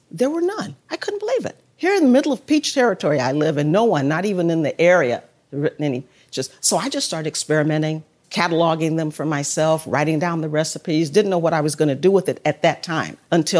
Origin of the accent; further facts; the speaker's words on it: Chicago, Illinois, United States; also born or lived in Mississippi; now in Trenton, South Carolina, United States; I grew up in Chicago. That's where I was born and bred, as they say, in Chicago. But my parents were from Mississippi.